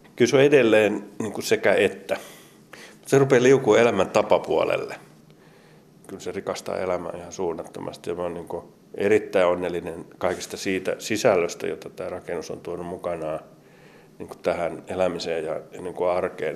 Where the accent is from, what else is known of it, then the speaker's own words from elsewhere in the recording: Kolari, Lapland, Finland; moved away; mä oon viettänyt paljon paljon aikaa Lapissa. Mä syntyisin Kolarista, Tornionkilaaksosta